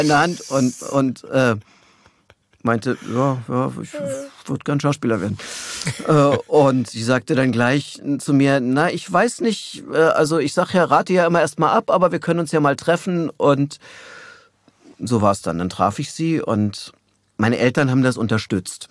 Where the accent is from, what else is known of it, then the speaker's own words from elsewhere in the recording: Berlin, Germany; also born or lived in Tegernsee, Bavaria; ich bin in Berlin aufgewachsen